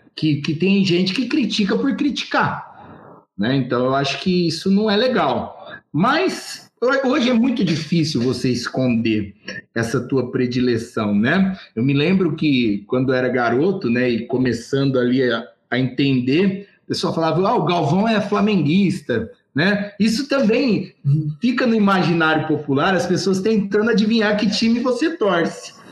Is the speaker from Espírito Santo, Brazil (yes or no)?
no; Ribeirão Preto, São Paulo, Brazil; eu nasci na Vila Tibério, uhum. né? Me criei dentro do polo esportivo do Botafogo